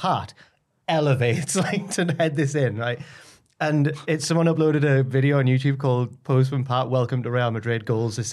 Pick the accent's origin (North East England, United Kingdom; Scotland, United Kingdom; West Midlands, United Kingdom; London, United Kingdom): North East England, United Kingdom; Jarrow; I'm from Jarrow, a relatively small town in South Tyneside